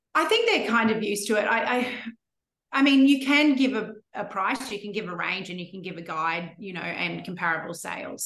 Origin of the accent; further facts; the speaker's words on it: Brisbane, Queensland, Australia; moved away as an adult; also born or lived in Sydney; my hometown in Brisbane